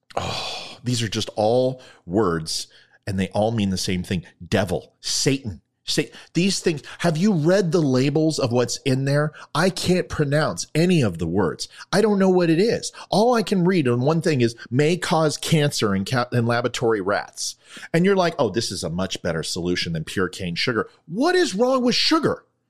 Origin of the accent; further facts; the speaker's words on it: United States; I'm an American